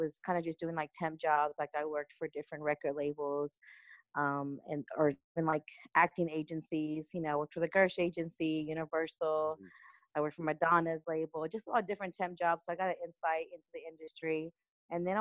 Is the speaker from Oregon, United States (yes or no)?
no; Dallas, Texas, United States; now in Los Angeles, United States; I was born in Dallas and I was raised in a little town called McKee, which is a suburb of Dallas, Texas